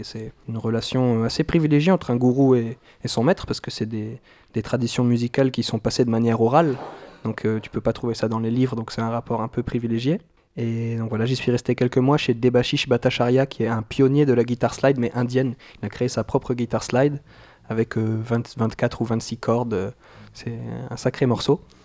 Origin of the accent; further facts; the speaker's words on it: New Caledonia; moved away as an adult; now in France; je viens de Nouvelle-Calédonie. Donc là, ça fait un an que je suis en France